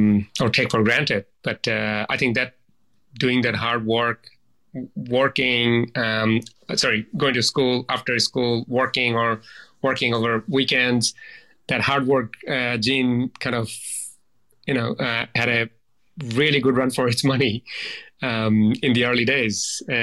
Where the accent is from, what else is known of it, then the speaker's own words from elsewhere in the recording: Bangladesh; now in Australia; background in Bangladesh standards, and then coming to Australia I often think of the fact that, you know, being Australian is not a right, it's a privilege